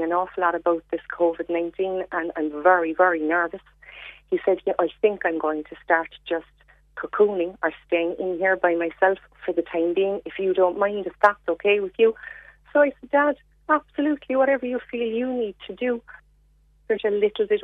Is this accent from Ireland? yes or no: yes; North Cork, Munster, Ireland; we're from North Cork originally